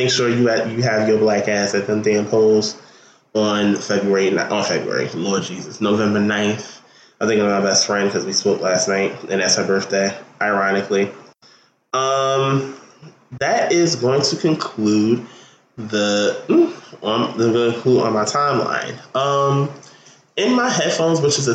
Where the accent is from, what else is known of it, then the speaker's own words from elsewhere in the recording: New Jersey, United States; I'm from Jersey, but I went to Catholic school